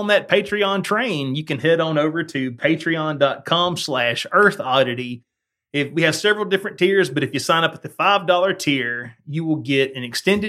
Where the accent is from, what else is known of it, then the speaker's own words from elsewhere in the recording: Alberta, Canada; Yeah, but you got to remember, I come from Alberta.